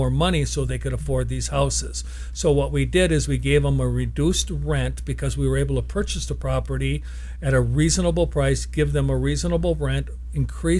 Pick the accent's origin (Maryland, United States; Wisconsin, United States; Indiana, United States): Wisconsin, United States; moved away as an adult; now in Tucson, United States; I was born and raised in Wisconsin.